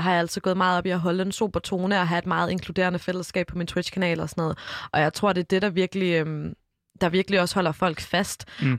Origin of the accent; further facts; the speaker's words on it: Odense, Southern Denmark, Denmark; jeg er jo både lavet og født og opvokset i Odense